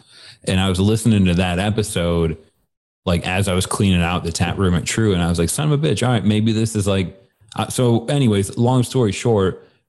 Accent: United States; I am American

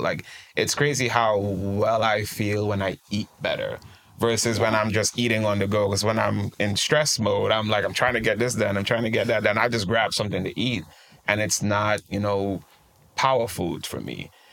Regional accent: Trinidad & Tobago; moved away as an adult; now in United States; I'm originally from Trinidad and Tobago, a beautiful country. We like to call it the twin island in the sun. Um, uh, born and raised, and I moved to the US uh, right when I turned about 21.

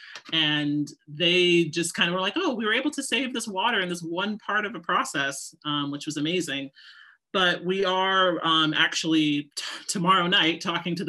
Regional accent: Seattle, Washington, United States; moved away as an adult; also born or lived in New York; I grew up actually in Seattle, Washington. And then I moved out to New York, you know, to go to FIT in the early 2000s.

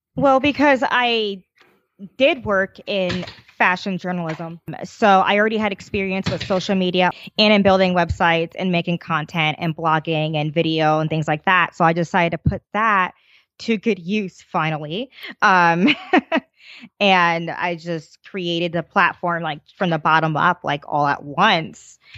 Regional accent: New Jersey, United States; I grew up in New Jersey

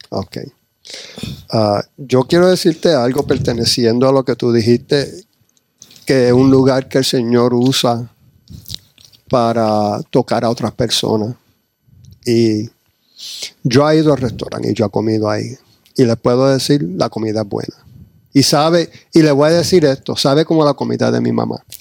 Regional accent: United States; also born or lived in New York / New Jersey; yo me crié en New Jersey, y Nueva York y ese era el ambiente

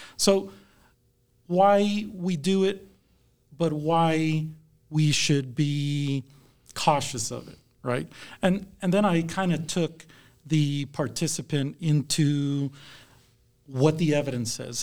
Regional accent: South Texas, United States; now in Kansas, United States; I grew up in South Texas, so I'm a transplant to Kansas.

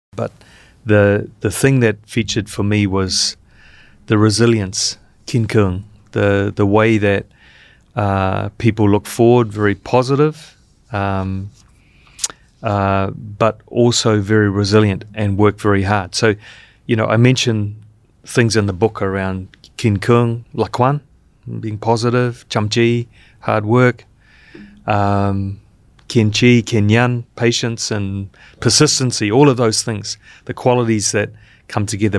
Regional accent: New Zealand; now in Vietnam; working here as a as a New Zealander

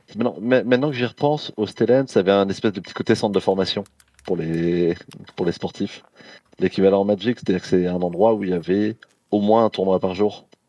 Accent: Aubervilliers, Île-de-France, France; j'ai grandi à Aubervilliers, en Seine-Saint-Denis.

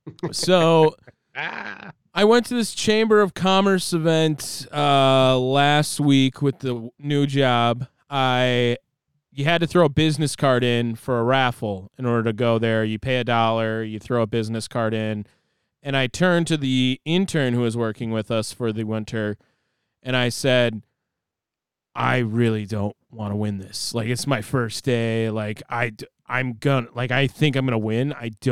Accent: Maryland, United States; born there; Right, I was born in 1985 in Maryland.

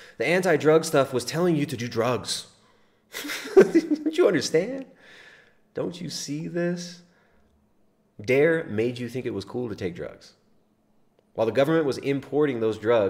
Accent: California, United States; I grew up in California, Southern and Northern California

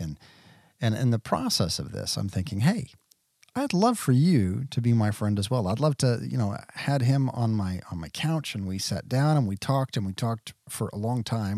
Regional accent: Bedford, Texas, United States; moved away; I grew up in Bedford, which is right in the middle.

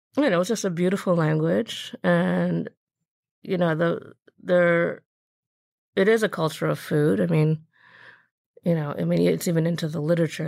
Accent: Birmingham, Michigan, United States; I grew up in Michigan, actually. I grew up in a suburb of Detroit called Birmingham

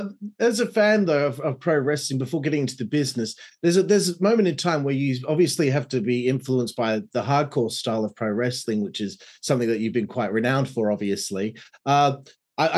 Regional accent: Australia

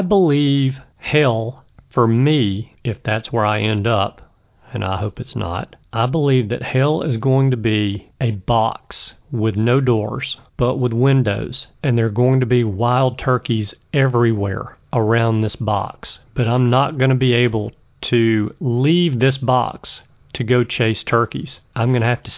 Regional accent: Alabama, United States; also born or lived in Birmingham, Alabama; my home state of Alabama

